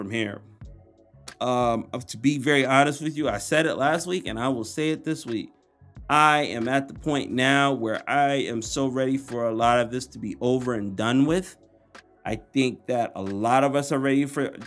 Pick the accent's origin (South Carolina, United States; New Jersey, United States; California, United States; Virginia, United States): New Jersey, United States; Atlantic City; I'm from Atlantic City, New Jersey. That's the home